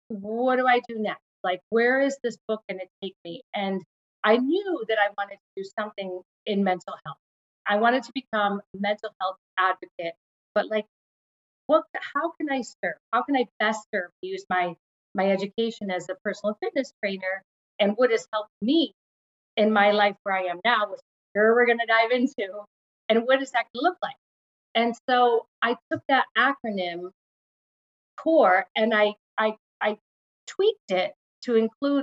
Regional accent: Syracuse, New York, United States; now in New England, United States; I grew up in Syracuse, New York.

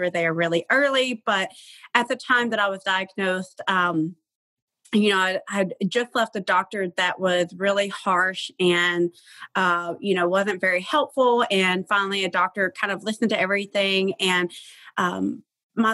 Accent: Tennessee, United States; I'm from Tennessee

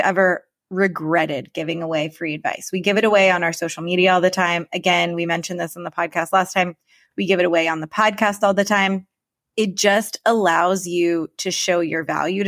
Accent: Florida, United States; we're both from Florida

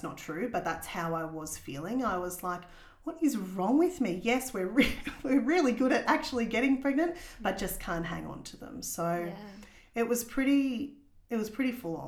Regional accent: Warrnambool, Victoria, Australia; moved away as an adult; also born or lived in Lorne; now in Geelong, Australia; I grew up in Warrnambool

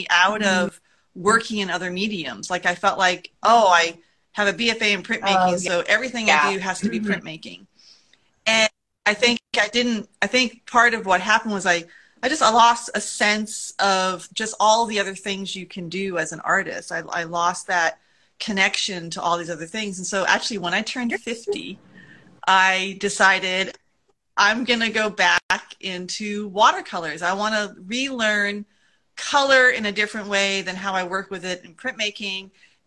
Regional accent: New England, United States; moved away as an adult; also born or lived in Vermont; now in Monterey, United States; Having grown up in New England

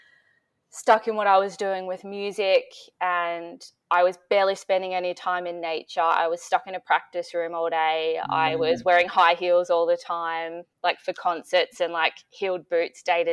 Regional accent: Metung, Victoria, Australia; now in Melbourne, Australia; I grew up in Metung, so it's near the beach.

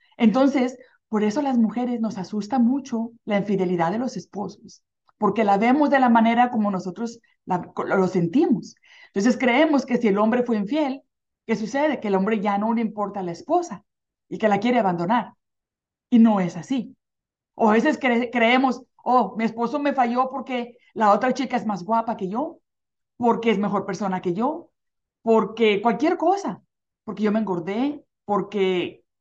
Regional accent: Mexico; now in United States; cuando crecí, crecí en un pueblito en México

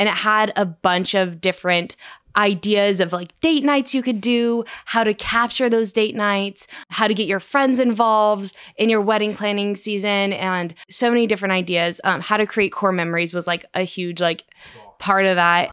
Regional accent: Sacramento, California, United States; I'm from Sacramento. I actually live fifteen minutes from Joe and Christy

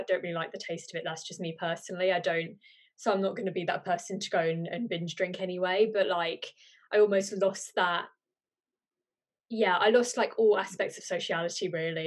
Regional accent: Birmingham, West Midlands, United Kingdom; I'm from Birmingham

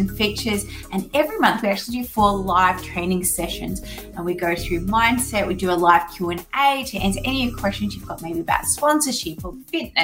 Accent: Australia; born or raised there

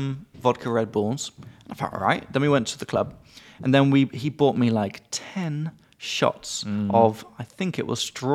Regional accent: England, United Kingdom; from England.

